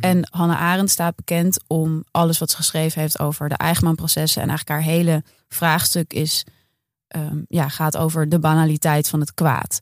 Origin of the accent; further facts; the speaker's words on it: Amsterdam, North Holland, Netherlands; wij eh, lopen als Amsterdammers